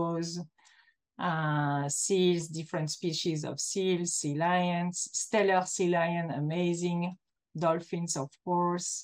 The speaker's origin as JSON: {"language": "English", "country": "Belgium", "tie": "born or raised there", "moved": "as an adult", "lives_now": "Antibes, France", "said": "I began in Belgium as I'm a Belgian person"}